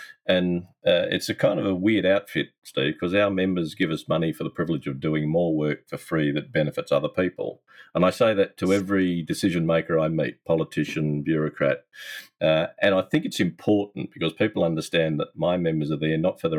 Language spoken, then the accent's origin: English; Newcastle, New South Wales, Australia; moved away as an adult; also born or lived in Perth; in my hometown